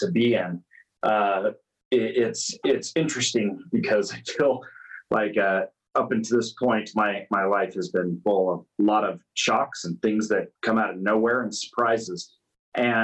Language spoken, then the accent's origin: English; Idaho, United States; I grew up in Idaho